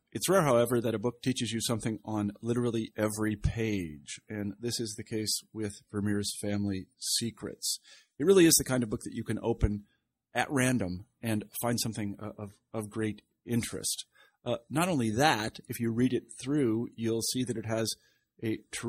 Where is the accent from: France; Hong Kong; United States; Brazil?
United States; Kansas; moved away; also born or lived in New York; I lived in New York for a while, but I'm from Kansas